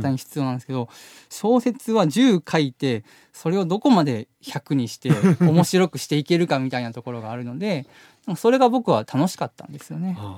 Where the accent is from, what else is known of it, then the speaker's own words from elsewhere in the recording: Kobe, Hyogo, Japan; moved away as an adult; now in Tokyo, Japan; 僕ら神戸出身なんですけど、はいはい、神戸でもう本当田舎なんですけどそこで暮らしてて